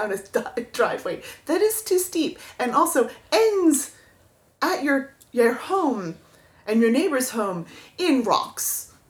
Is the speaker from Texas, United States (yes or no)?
no; Florida, United States; moved away; I'm from Florida and I'm stupid and I know no better. And I am 44 and breakable.